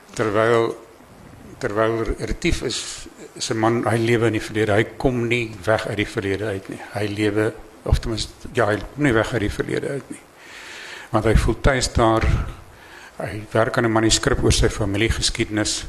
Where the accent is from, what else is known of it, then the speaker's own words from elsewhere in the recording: Eastern Transvaal Highveld, Mpumalanga, South Africa; daar waar ek vandaan kom, Oos-Transvaal se hoofveld